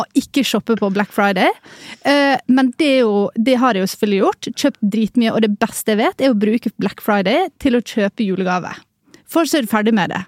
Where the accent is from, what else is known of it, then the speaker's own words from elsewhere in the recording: Ålesund, Møre og Romsdal, Norway; Jeg er fra Ålesund